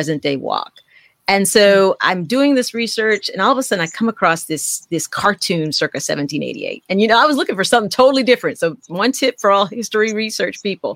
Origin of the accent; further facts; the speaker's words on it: Trinidad & Tobago; I'm Southern Trinidadian